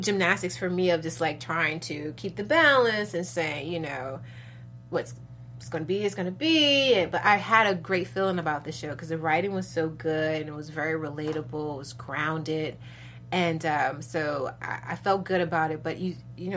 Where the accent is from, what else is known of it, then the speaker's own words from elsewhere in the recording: Chicago, Illinois, United States; I'm from Chicago, originally from the west side of Chicago